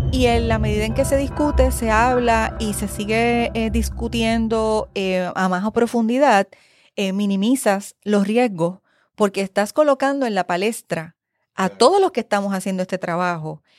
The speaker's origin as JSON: {"language": "Spanish", "town": "San Juan", "country": "Puerto Rico", "also_born_or_lived": "Spain", "said": "soy de San Juan. Eh, de San Juan, de Río Piedras, San Juan, Puerto Rico"}